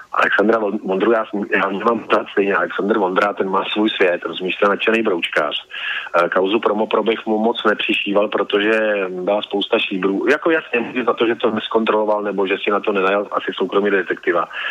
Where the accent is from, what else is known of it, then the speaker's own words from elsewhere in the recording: Central Bohemian Region, Czechia; já ze středních Čech tak, a, a jsem Čech